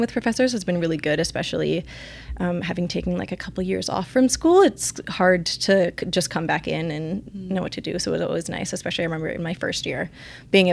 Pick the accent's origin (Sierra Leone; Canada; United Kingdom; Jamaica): Canada; Spruce Grove, Alberta; I grew up in Spruce Grove